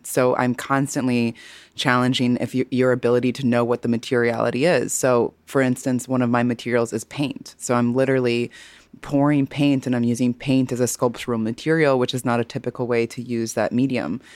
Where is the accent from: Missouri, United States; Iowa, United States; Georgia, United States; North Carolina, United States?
Missouri, United States; I, am a fellow Midwesterner, honey. I'm from Missouri